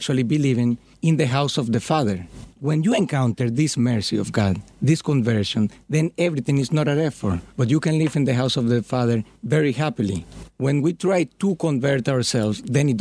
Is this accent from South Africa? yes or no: no; Dominican Republic; moved away as an adult; now in Philadelphia, United States; I'm from Dominican Republic